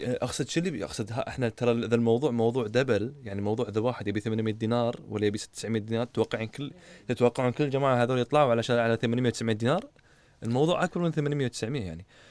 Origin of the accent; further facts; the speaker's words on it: Kuwait; انا كشاب كويتي